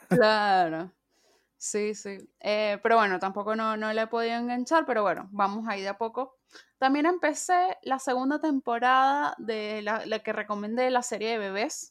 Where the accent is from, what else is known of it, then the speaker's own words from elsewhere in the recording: Venezuela; now in Mendoza, Argentina; Soy mendocina, soy venezolana